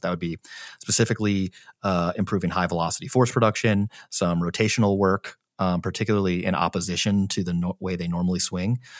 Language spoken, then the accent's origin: English; St. Louis, Missouri, United States; moved away; I'm from Saint Louis.